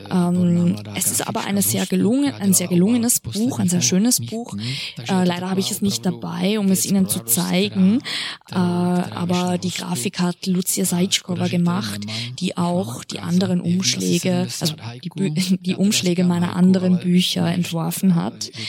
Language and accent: German; České Budějovice, South Bohemian Region, Czechia; ich komme aus Budweis, das ist auch eine Stadt